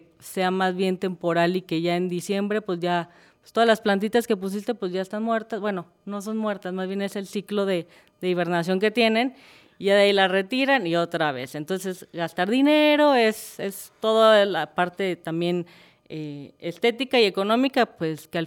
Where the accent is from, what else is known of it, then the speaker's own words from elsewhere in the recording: Colima, Mexico; now in Guadalajara, Mexico; soy originaria de Colima, de, pero pues ya soy más adoptada tapatía que nada, pues ya llevo más de 38 años aquí.